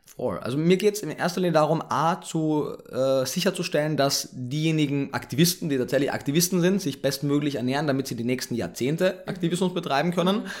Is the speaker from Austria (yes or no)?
yes; Carinthia, Austria; moved away as an adult; also born or lived in Vienna, Austria; now in Berlin, Germany; Ich bin, wie man jetzt spätestens schon gehört hat, Österreicher, gebürtiger